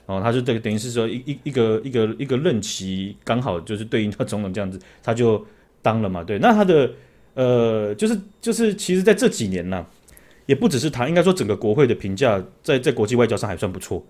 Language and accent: Chinese; Taoyuan, Taiwan; 我这样子跑我们故乡桃园的客户跑了这么多